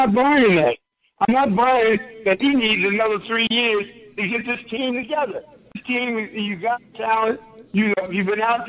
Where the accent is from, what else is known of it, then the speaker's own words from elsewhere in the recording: Philadelphia, Pennsylvania, United States; I grew up in South Philly.